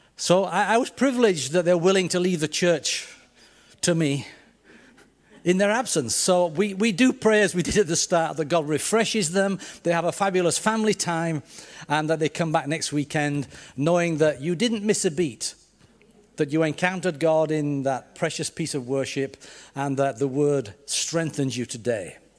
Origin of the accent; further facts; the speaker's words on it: Yorkshire and the Humber, United Kingdom; accent: Yorkshire; this strange Yorkshireman before. So I, I hope you can tune into my accent.